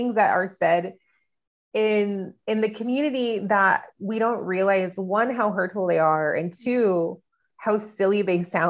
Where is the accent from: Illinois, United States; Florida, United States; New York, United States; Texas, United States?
Texas, United States; El Paso; moved away as an adult; Growing up in El Paso, I found when I moved away was very unique because of the duality of growing up here